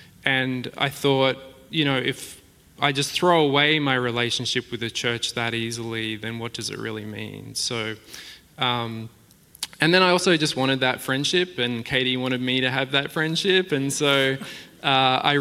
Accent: Australia; moved away as an adult; now in Lake Oswego, United States

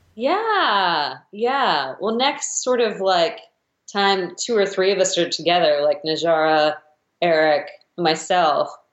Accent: Midwest, United States; I grew up in the Midwest

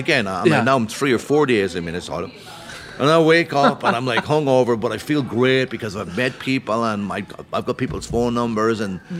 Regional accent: Ireland; I'm from Ireland. That helped.

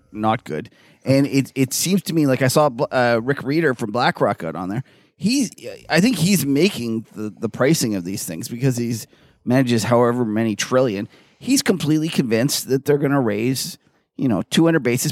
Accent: Canada; we're Canadian

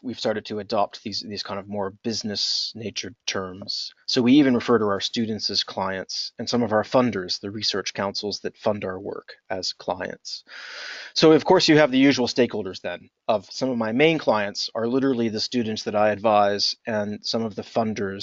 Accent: United States; accent: American; moved away as an adult; also born or lived in Blacksburg, Virginia; now in United Kingdom; I am an American. My accent gives me away

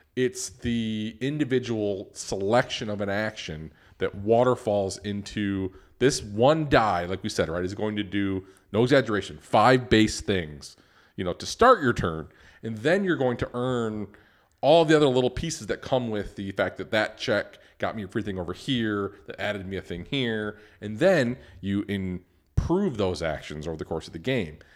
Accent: Detroit, Michigan, United States; Ben and I grew up in Detroit

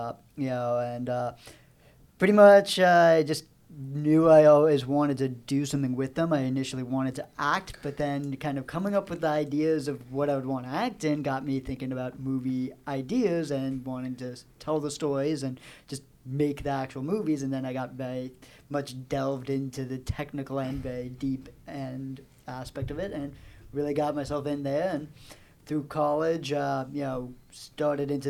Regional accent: Vermont, United States; now in Florida, United States; It's a nice chilly day here in Florida, so feeling right at home because I'm native from Vermont

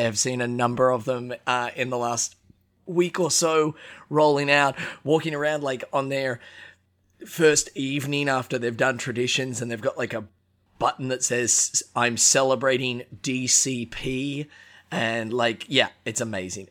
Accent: Australia; moved away; I'm Aussie

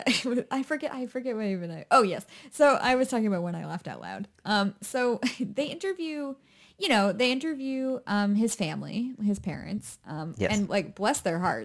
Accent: New Hampshire, United States; I grew up in New Hampshire

